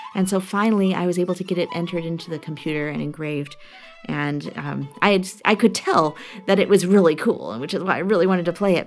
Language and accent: English; Chicago, Illinois, United States; I come from Chicago where we have the Center for Black Music Research